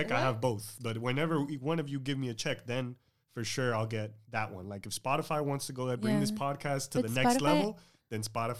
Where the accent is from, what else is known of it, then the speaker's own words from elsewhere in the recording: Miami, Florida, United States; accent: Miami; we're all from Miami.